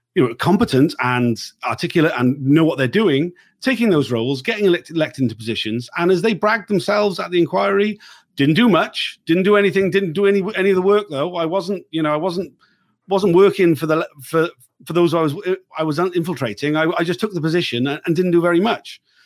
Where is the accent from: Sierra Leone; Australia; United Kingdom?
United Kingdom; South Wales; I'm from South Wales. I grew up in the eighties